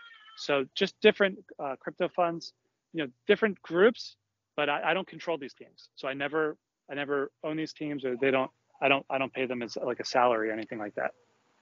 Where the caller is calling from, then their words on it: Philadelphia, Pennsylvania, United States; I'm broadcasting here from Philadelphia.